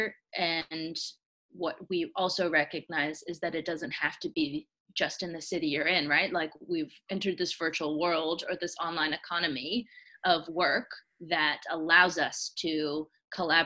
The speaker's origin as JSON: {"language": "English", "town": "Atlanta", "region": "Georgia", "country": "United States", "said": "I'm from Atlanta."}